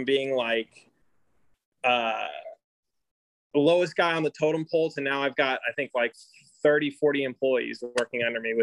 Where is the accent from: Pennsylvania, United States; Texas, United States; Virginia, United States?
Texas, United States; Houston; now in Austin, United States; I grew up in Houston